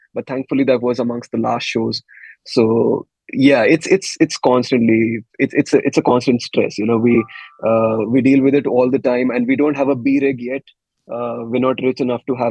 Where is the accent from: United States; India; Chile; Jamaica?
India; we're Indian